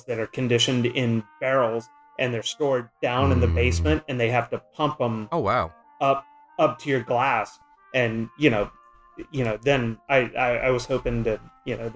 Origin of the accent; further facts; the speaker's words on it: Mississippi, United States; first language English; English is my first language, but I grew up in Mississippi